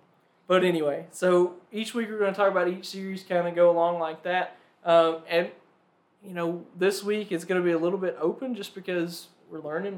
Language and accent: English; United States; also born and raised in Madison County.